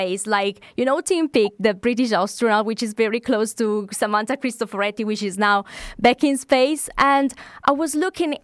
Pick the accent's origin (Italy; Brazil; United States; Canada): Italy; now in United Kingdom; In the UK, we are like 700,000 of Italians.